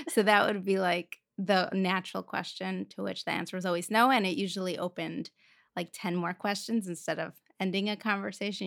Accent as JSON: {"language": "English", "region": "Moscow", "country": "Russia", "tie": "born or raised there", "moved": "yes", "said": "I grew up in Moscow, Russia."}